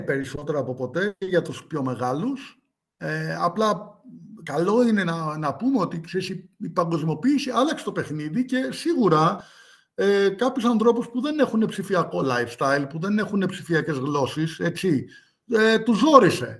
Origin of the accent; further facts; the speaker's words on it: Greece; γεννήθηκα στην Ελλάδα